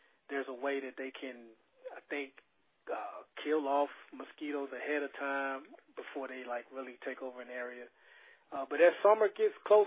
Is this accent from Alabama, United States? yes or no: yes; Mobile, Alabama, United States; me and Frank, we grew up in Mobile